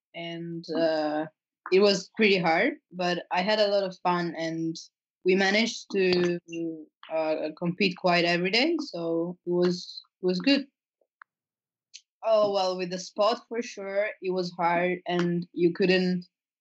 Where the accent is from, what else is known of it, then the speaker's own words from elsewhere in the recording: Italy; I come from Italy and I'm 16 years old